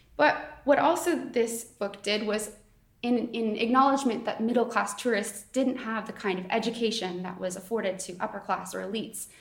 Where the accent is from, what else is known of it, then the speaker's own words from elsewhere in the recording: Canada; now in Oxford, United Kingdom; I am not from Oxford, um, I'm Canadian